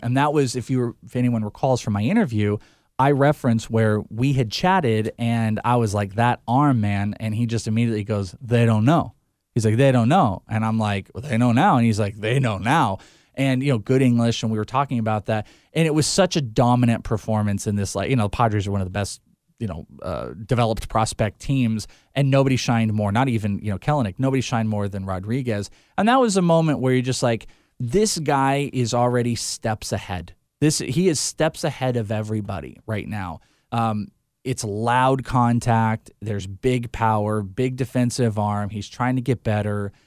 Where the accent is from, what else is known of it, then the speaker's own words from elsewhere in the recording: Bay Area, California, United States; I grew up in the Bay Area.